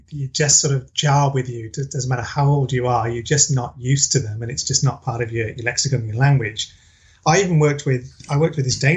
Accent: England, United Kingdom; I'm originally from the UK and and, and I feel like I'm a bit of a, a mongrel. So I'm half Welsh, half Irish, born in England.

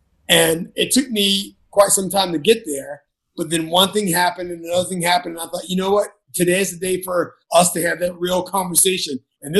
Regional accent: the South, United States; Because my many years of growing up in the South and growing up with parents who were highly educated

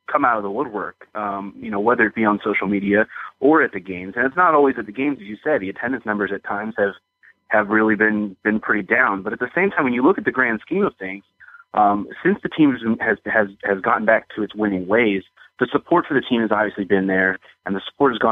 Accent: Bel Air, Maryland, United States; only because I grew up uh, you know, in Maryland. I grew up in the Baltimore area, right up there in Bel Air, and spent

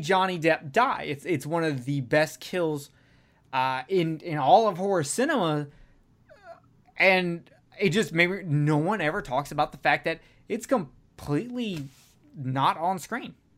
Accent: the South, United States; I'm from the South

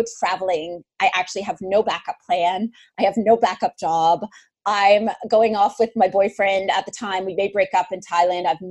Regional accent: Northern Ontario, Canada; moved away; I grew up in Northern Ontario.

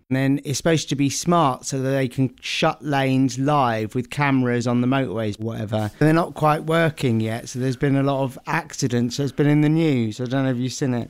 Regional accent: Essex, East of England, United Kingdom; the village where I grew up in Essex

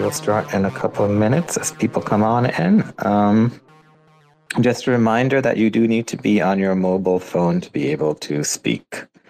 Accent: Sri Lanka; I'm Sri Lankan

